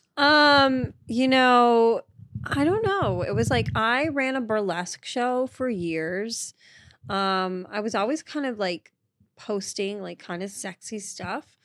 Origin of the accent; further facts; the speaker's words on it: Marshfield, Massachusetts, United States; moved away; I grew up in Massachusetts, um, in a town called Marshfield